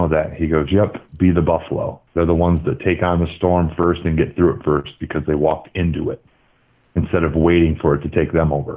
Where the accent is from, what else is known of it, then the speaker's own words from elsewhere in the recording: Michigan, United States; also born or lived in Los Angeles, California; I grew up, so I was born in Los Angeles, and my first football was watching Niners games, and we moved to Michigan